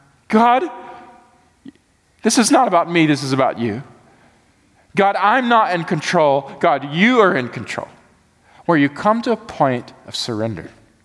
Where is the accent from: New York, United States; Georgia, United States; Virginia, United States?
Georgia, United States; also born or lived in Atlanta; Y'all can judge me for this or not, but I came from Georgia.